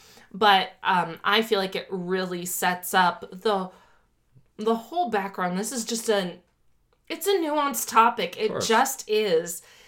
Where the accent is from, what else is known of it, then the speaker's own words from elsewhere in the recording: Miami, Florida, United States; When I was growing up in Miami, I was indoctrinated in capitalism.